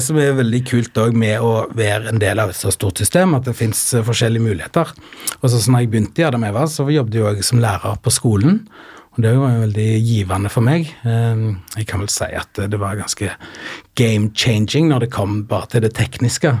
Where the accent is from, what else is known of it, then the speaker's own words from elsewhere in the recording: Sand, Rogaland, Norway; moved away as an adult; also born or lived in Stavanger; now in Oslo, Norway; Jeg kommer ifra Rogaland, en liten plass som heter Sand, som ligger langt inne i bygda. Og der bodde jeg fram til jeg var 15.